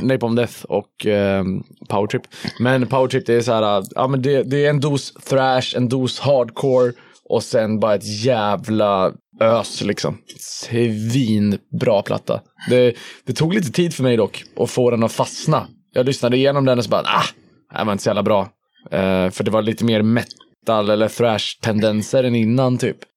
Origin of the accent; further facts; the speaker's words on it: Hudiksvall, Gävleborg County, Sweden; also born or lived in Stockholm; now in Gothenburg, Sweden; jag växte upp i Hudiksvall